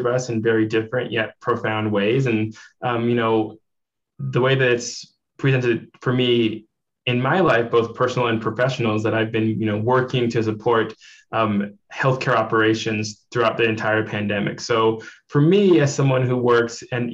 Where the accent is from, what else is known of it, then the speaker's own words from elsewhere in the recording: Missoula, Montana, United States; now in Bozeman, United States; I actually was raised in Missoula, Montana. That's like my home